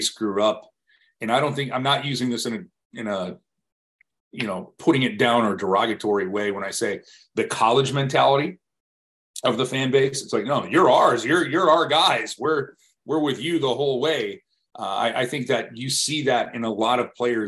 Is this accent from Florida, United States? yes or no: no; Buffalo, New York, United States; moved away; I grew up in Buffalo